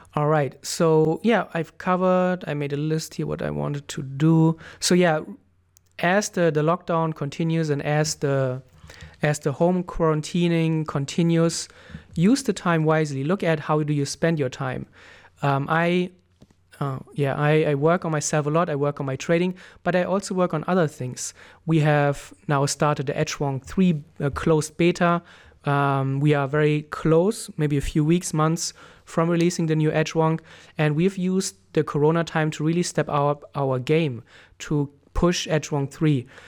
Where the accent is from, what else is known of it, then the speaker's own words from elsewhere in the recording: Germany; moved away as an adult; also born or lived in Thailand; I moved back to, to Germany, to my home country.